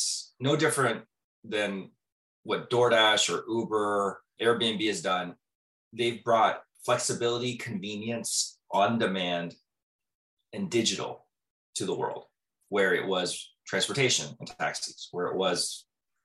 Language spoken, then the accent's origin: English; Southern California, United States; moved away as an adult; also born or lived in Manhattan; I'm from Southern California